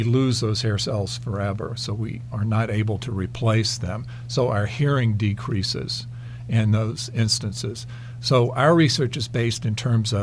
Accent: North Carolina, United States; moved away as an adult; also born or lived in Nebraska; my home state is North Carolina, so it was moving back home

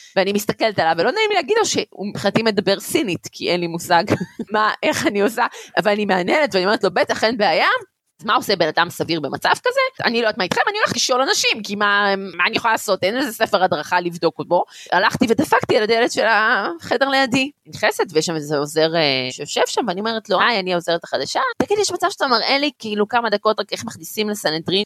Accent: Gan Yavne, Central District, Israel; also born or lived in Beersheba; נולדתי בבאר שבע וגדלתי בחור קטן שנקרא גן יבני

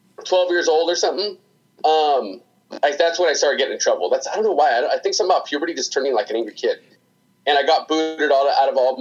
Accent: Hemet, California, United States; I grew up in a town called Hemet, California

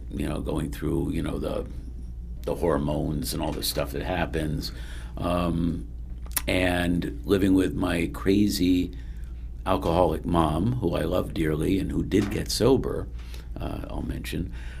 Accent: Bridgeport, Connecticut, United States; also born or lived in Delaware; I was born in Delaware, grew up mostly in Connecticut in the Bridgeport, West Haven area. Mm-hmm. I alternated between those two. But I lived in practically every town in Connecticut at some point in my life.

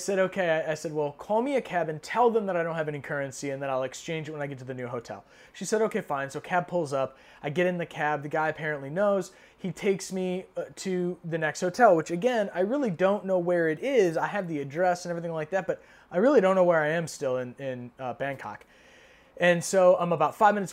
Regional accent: United States; as an American

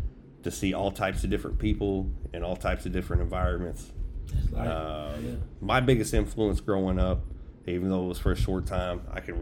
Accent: Tampa, Florida, United States; also born or lived in Indiana; But so I grew up in Tampa, Florida. Moved up to Indiana after my dad passed.

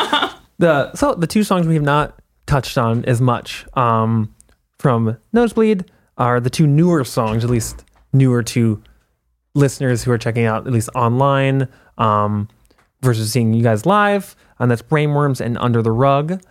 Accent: Minneapolis, Minnesota, United States; I'm from Minneapolis.

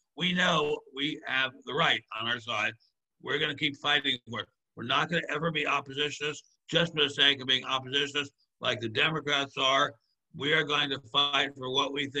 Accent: Maryland, United States; my home state of Maryland

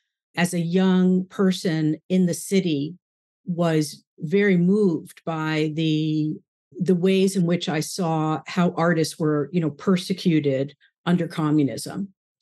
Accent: New York City, New York, United States; I was born in New York, just outside, first born in New York City, and then my parents moved outside of the city.

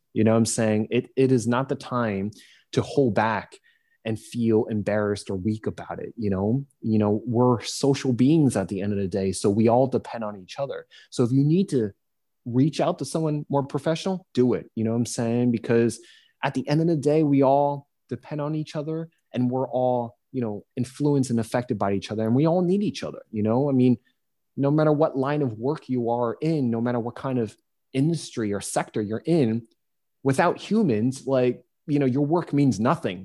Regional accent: United States; being an American

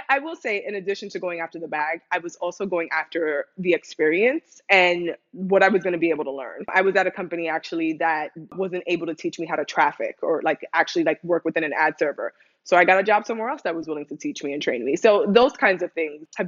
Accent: New York, United States; moved away as an adult; also born or lived in Dominican Republic (ancestry); now in Los Angeles, United States; I'm Dominican American, first gen kid, which I feel like a lot of folks listening can relate to, and grew up in New York, in the Bronx specifically

